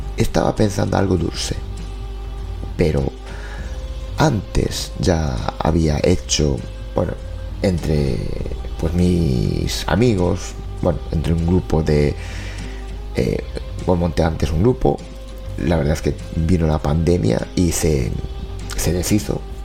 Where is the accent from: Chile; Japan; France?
Japan; Spanish is a second language; moved away; soy de Japón